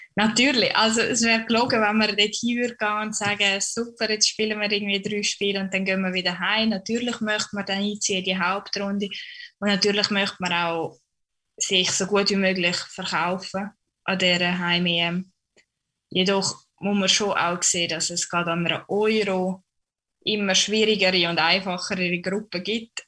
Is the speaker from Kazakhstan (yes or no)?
no; St. Gallen, Switzerland; moved away as an adult; now in Erfurt, Germany; St. Gallen, weil es einfach meine Heimat ist und ich doch ein sehr heimatverbundener Mensch bin